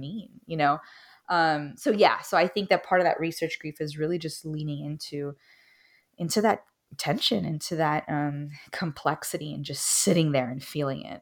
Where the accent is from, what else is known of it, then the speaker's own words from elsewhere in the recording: Miami, Florida, United States; I'm Cuban American, originally from Miami